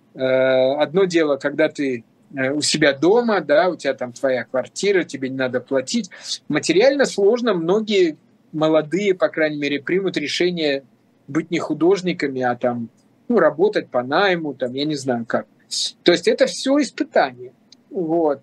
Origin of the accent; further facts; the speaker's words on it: Russia; moved away as an adult; also born or lived in Moscow, Russia; now in Montenegro; работал с такой же интенсивностью у себя на родине